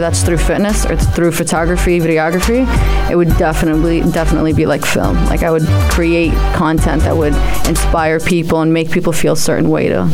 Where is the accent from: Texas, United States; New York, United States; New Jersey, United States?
New Jersey, United States; also born or lived in Amman, Jordan / Palestine; I was born in Amman, raised in the States, New Jersey.